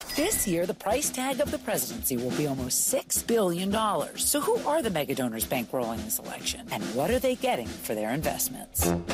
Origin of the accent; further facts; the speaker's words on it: Canada; I'm a Canadian